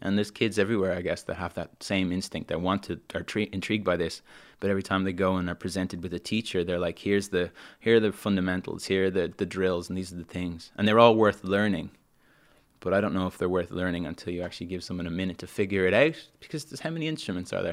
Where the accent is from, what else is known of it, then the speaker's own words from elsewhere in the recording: Dublin, Leinster, Ireland; moved away as an adult; also born or lived in London; I grew up in Dublin, and I love Dublin